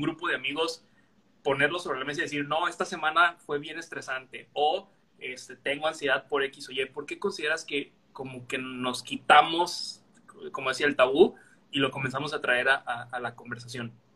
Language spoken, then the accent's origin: Spanish; Veracruz, Mexico; moved away as an adult; now in Villahermosa, Mexico; Yo soy veracruzano, pero estoy en Villahermosa